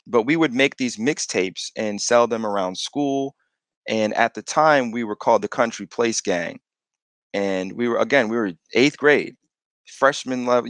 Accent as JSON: {"language": "English", "town": "East Hartford", "region": "Connecticut", "country": "United States", "tie": "born or raised there", "said": "I grew up in East Hartford all the way up until sixth grade, fifth or sixth grade."}